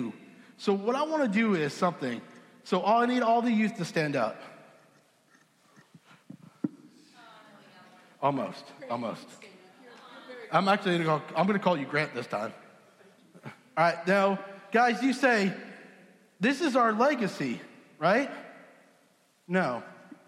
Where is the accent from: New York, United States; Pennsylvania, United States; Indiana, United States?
New York, United States; Southampton; now in Texas, United States; I grew up in Southampton, New York